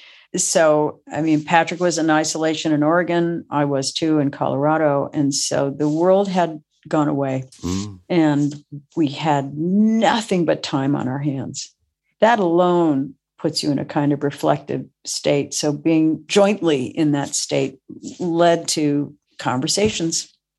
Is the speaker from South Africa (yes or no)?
no; Tokyo, Japan; And I grew up in Tokyo. So family was a member of the Tokyo American Club, where I would go.